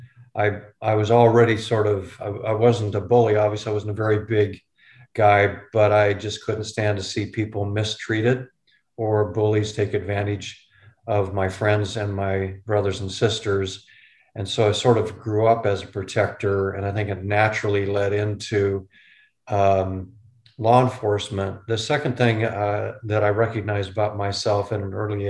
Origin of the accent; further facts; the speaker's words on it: Renton, Washington, United States; also born or lived in Detroit Lakes, Minnesota; I grew up in East Renton, which is just southeast of Seattle